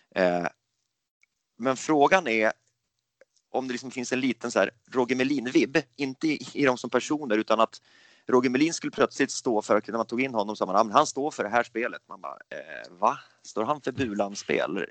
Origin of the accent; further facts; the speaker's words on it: Gävle, Gävleborg County, Sweden; moved away as an adult; now in Stockholm, Sweden; min hemstad Gävle